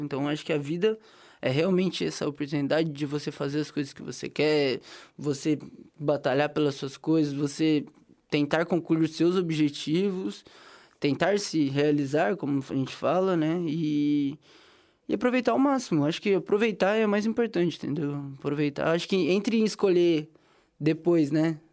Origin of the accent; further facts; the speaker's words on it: interior of São Paulo, Brazil; moved away; Sou do interior de São Paulo